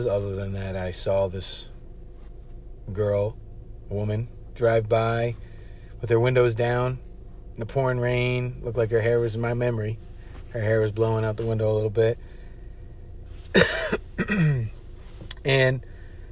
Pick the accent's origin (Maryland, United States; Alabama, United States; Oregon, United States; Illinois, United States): Maryland, United States; Washington, D.C. area; moved away as an adult; also born or lived in Providence, Rhode Island; I'm not from Providence, Rhode Island. I'm from down south in Maryland, Washington, D.C. area